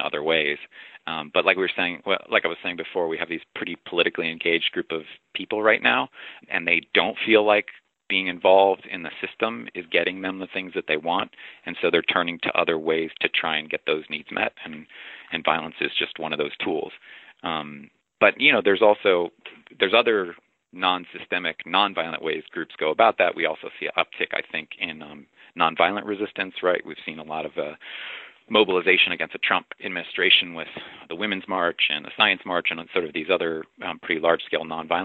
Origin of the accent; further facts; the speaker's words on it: the South, United States; I grew up in the South